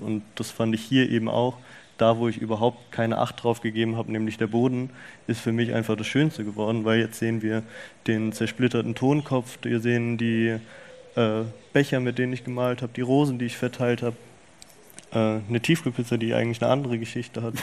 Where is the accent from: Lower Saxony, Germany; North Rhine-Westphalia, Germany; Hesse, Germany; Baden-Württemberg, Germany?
Hesse, Germany; Rüsselsheim; ich bin aufgewachsen in Rüsselsheim.